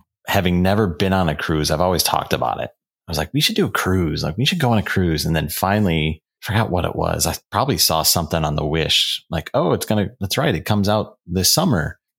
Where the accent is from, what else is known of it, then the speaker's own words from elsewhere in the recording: outside Chicago, Illinois, United States; now in Milwaukee, United States; I grew up working in a theme park. It wasn't Disney, but growing up outside Chicago, it was Six Flags.